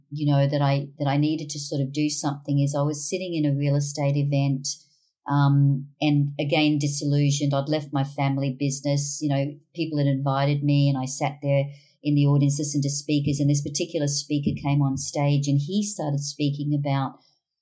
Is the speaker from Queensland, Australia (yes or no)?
yes; Brisbane, Queensland, Australia; So we were all born and bred in Brisbane